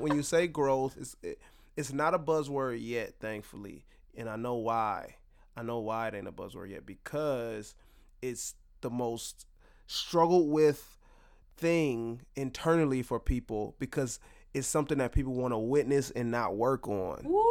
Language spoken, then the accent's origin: English; Detroit, Michigan, United States; moved away; my home state, my hometown, Detroit